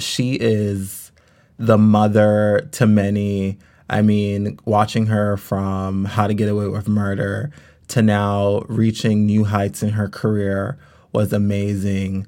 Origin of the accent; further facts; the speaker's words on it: Los Angeles, California, United States; I grew up in California. Um, actually, I grew up in South Central L